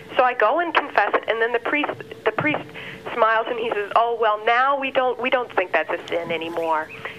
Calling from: Milwaukee, Wisconsin, United States; I'm from Milwaukee, Wisconsin.

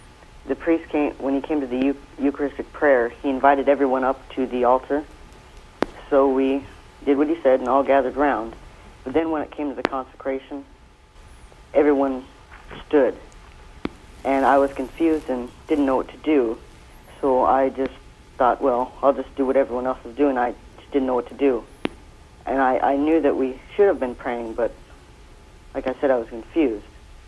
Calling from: Spokane, Washington, United States; Spokane, Washington.

